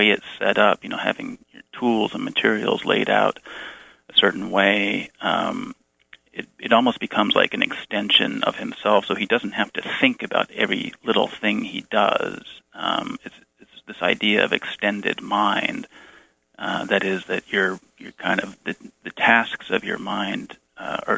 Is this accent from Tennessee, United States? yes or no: no; Bay Area, California, United States; moved away as an adult; I grew up in the Bay Area